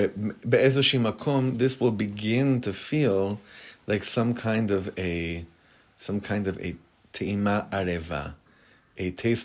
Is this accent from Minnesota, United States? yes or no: no; Hollywood, California, United States; I'm used to Hollywood. I grew up in Hollywood.